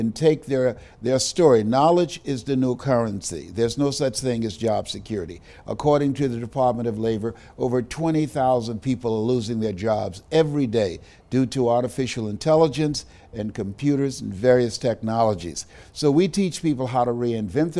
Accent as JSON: {"language": "English", "town": "Miami", "region": "Florida", "country": "United States", "tie": "born or raised there", "said": "the place where I'm from, which is right here in Miami. I was born in Liberty City"}